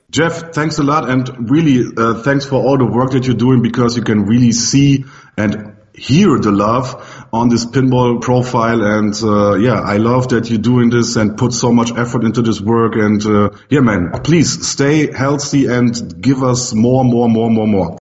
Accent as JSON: {"language": "English", "country": "Germany"}